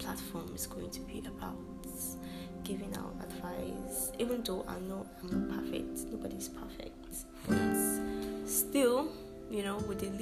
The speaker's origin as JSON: {"language": "English", "town": "Kabba", "region": "Kogi", "country": "Nigeria", "said": "I'm from Kogi State, Kaba. I'm a Yoruba girl, well, partially"}